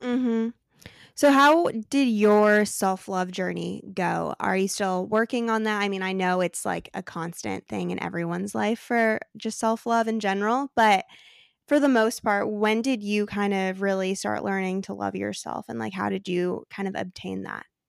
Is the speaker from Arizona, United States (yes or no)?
yes; Arizona, United States; now in San Diego, United States; I grew up in Arizona